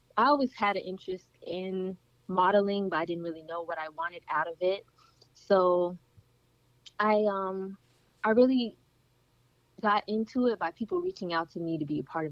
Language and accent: English; United States; full American